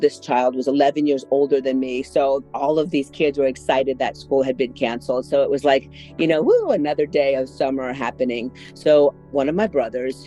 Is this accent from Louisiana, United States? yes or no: yes; New Orleans, Louisiana, United States; moved away as an adult; also born or lived in Metairie, Louisiana; now in Austin, United States; I was born and raised in New Orleans, Louisiana, and moved away when it was time for college